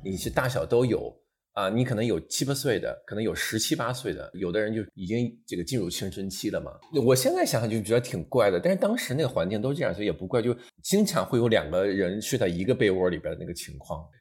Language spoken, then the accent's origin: Chinese; northern China, China; moved away as an adult; 因为我家是在北方的一个小镇上，冬天非常冷